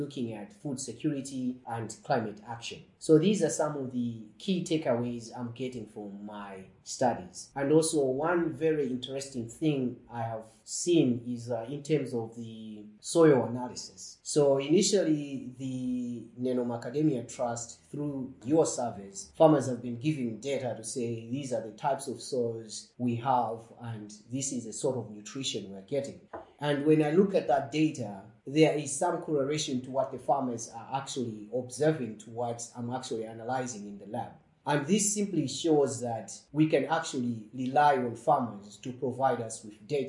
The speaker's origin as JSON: {"language": "English", "country": "Malawi", "tie": "born or raised there", "moved": "yes", "said": "growing up in Malawi and also visiting my grandparents on an annual basis"}